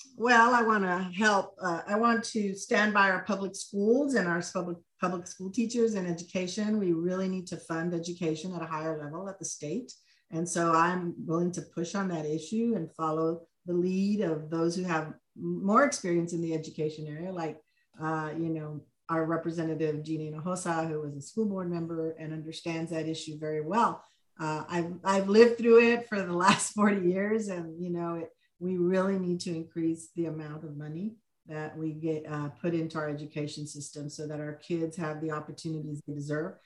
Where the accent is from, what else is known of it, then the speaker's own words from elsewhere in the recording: Laredo, Texas, United States; moved away as an adult; now in Austin, United States; I was born in Laredo, Texas, but I came to U T to go